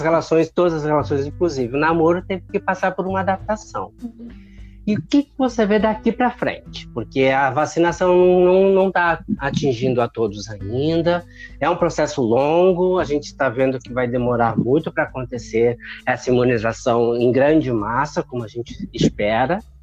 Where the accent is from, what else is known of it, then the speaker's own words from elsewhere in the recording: Porto Alegre, Rio Grande do Sul, Brazil; sou gaúcho de Porto Alegre